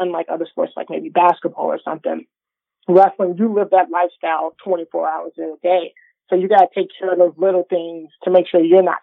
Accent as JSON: {"language": "English", "region": "Illinois", "country": "United States", "tie": "born or raised there", "said": "growing up in Illinois"}